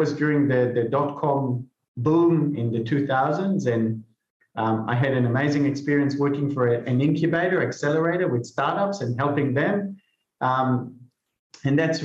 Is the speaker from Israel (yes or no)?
yes; Israel; moved away; I'm originally from Israel, so I joined the army